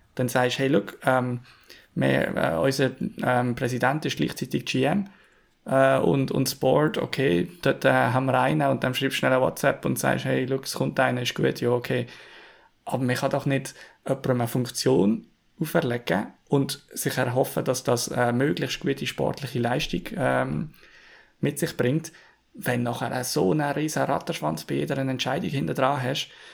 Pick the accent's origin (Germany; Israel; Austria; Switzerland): Switzerland; wir uns jetzt hier als Schweizer